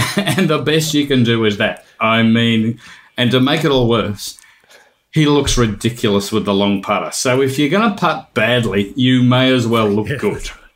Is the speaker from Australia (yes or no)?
yes; Melbourne, Victoria, Australia; growing up in Melbourne and a member at Victoria Golf Club